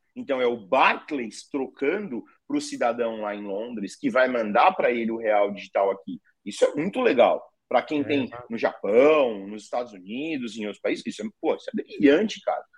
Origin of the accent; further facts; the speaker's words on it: Ceará, Brazil; sou cearense